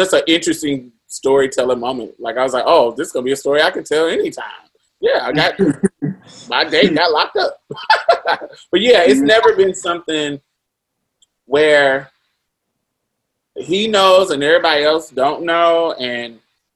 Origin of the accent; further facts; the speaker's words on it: Indiana, United States; growing up in Indiana in the 90s